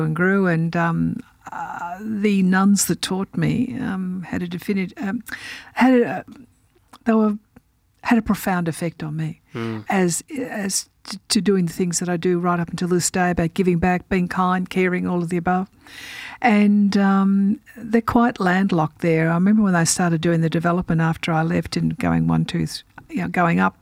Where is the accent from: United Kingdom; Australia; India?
Australia; Melbourne, Victoria; also born or lived in Bairnsdale, Victoria; I was born in Bairnsdale at the Bairnsdale Hospital